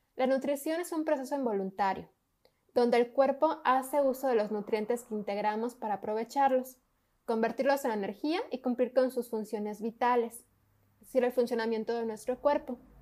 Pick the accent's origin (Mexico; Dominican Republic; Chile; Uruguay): Mexico; nuestra cultura como mexicanos